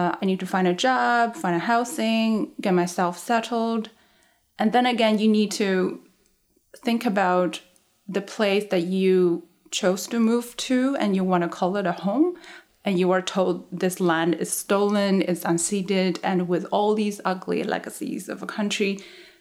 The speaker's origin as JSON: {"language": "English", "country": "China", "also_born_or_lived": "Hong Kong", "moved": "yes", "lives_now": "Vancouver, Canada", "said": "I moved to Vancouver from Hong Kong, but I'm originally from mainland China."}